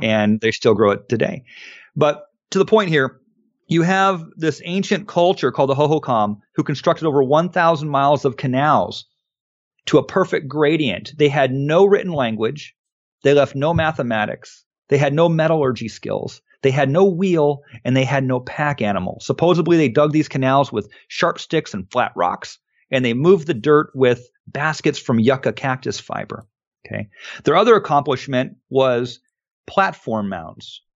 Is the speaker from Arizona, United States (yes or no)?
yes; Phoenix, Arizona, United States; also born or lived in Wikieup, Arizona; growing up in Phoenix